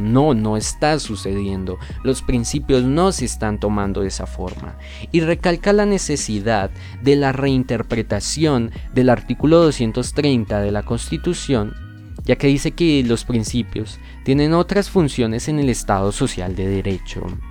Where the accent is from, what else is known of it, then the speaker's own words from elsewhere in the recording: Colombia; nosotros como colombianos